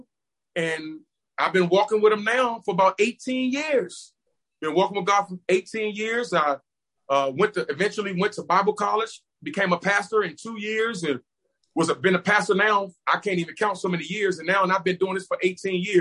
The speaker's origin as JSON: {"language": "English", "town": "Washington", "region": "District of Columbia", "country": "United States", "tie": "born or raised there", "said": "I'm originally from Washington, D.C., I grew up right in Northeast Lincoln Heights, Washington, D.C."}